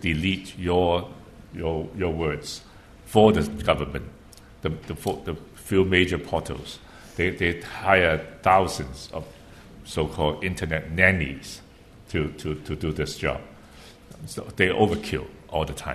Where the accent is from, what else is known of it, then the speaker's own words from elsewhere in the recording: Hong Kong; also born or lived in Beijing; I live in Hong Kong. I grew up in Hong Kong.